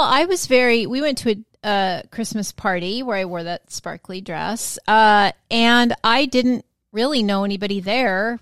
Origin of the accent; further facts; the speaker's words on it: Washington, United States; now in Florida, United States; I was from Washington State